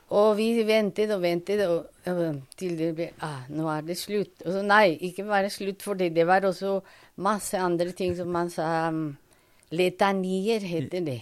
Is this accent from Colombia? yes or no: yes; Bogotá, Colombia; Norwegian is a second language; moved away as an adult; also born or lived in Toulouse, France / Paris, France; now in Norway; jeg er fra Colombia. Mm. Jeg ble født i Bogotá